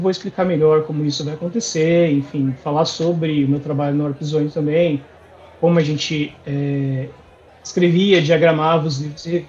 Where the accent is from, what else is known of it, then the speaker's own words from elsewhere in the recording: Santo André, São Paulo, Brazil; eu sou de Santo André, aqui